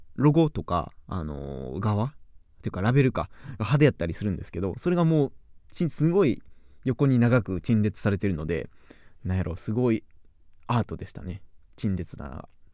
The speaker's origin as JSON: {"language": "Japanese", "region": "Kyoto", "country": "Japan", "tie": "born or raised there", "also_born_or_lived": "Kobe", "accent": "Kansai dialect", "said": "京都人、京都生まれ、京都育ち"}